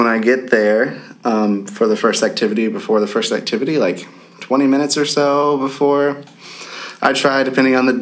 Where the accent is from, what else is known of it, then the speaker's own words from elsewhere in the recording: West Virginia, United States; I'm from West Virginia. It's different from Virginia.